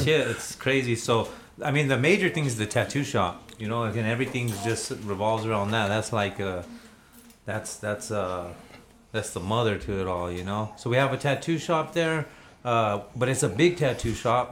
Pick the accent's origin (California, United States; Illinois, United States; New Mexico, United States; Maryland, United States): New Mexico, United States; Albuquerque; I grew up in the South Valley, um, but I've lived all over Albuquerque uh, my whole life.